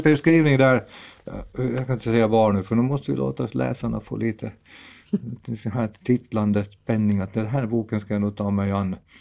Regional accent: Dragsvik, Uusimaa, Finland; moved away; det är ju mina hemtrakter från början

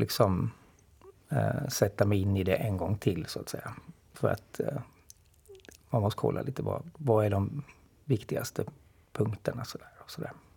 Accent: Åland Islands; man har väl kanske liksom det där med sig som ålänning

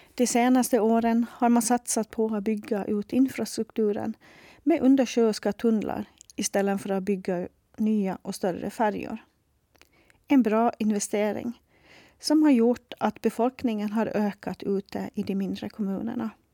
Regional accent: Sandavágur, Faroe Islands; Swedish is a second language; moved away as an adult; also born or lived in Nuuk, Greenland; now in Åland, Finland; Jag upplevde det tryggt och bra att växa upp hemma i Sandavaj

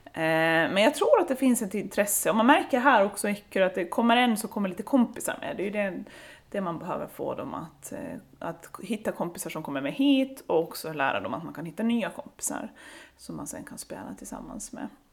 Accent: Saltvik, Åland Islands; now in Lemland, Åland; jag är uppvuxen i Saltvik, så jag är från norra Åland

